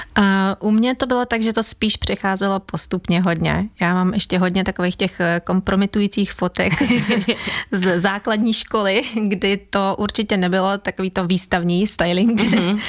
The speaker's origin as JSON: {"language": "Czech", "country": "Ukraine", "second_language": "Czech", "moved": "yes", "lives_now": "Czech Republic", "said": "kdyby náhodou to bylo slyšet v mém přízvuku, já jsem z Ukrajiny, pocházím z Ukrajiny v Čechách, žiju už teda 20 let"}